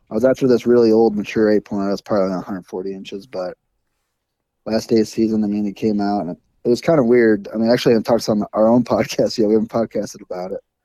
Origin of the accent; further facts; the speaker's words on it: Iowa, United States; growing up in Iowa with the stigma